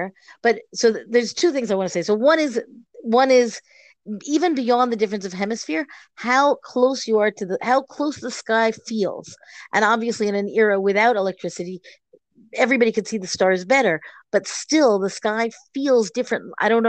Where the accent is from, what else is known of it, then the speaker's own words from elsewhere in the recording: Boston, Massachusetts, United States; growing up in Boston. But growing up in Boston, the sky feels farther away.